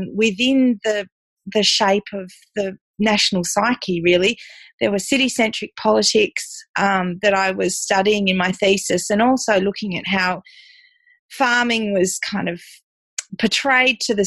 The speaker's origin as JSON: {"language": "English", "region": "Tasmania", "country": "Australia", "tie": "born or raised there", "said": "I'm a fifth generation Tassie girl. So I was born and bred in Tassie"}